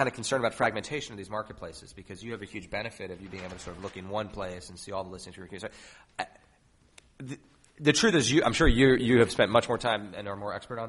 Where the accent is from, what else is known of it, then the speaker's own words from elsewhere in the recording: New York City, New York, United States; I grew up in New York, and my mom was a realtor when I was a kid